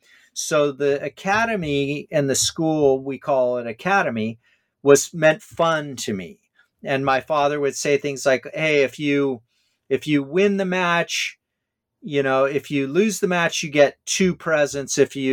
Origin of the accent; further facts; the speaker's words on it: Hawaii, United States; I'm sure like me growing up in Hawaii, as you did, you were playing 3 sports a year.